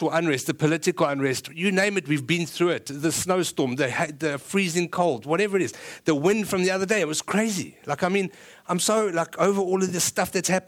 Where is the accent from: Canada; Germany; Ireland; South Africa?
South Africa; moved away; I'm South African